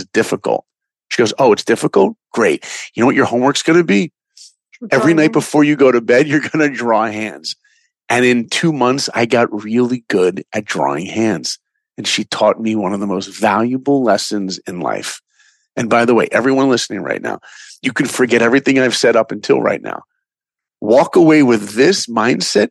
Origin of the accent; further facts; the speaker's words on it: Long Island, New York, United States; now in Los Angeles, United States; I grew up in New York in Long Island.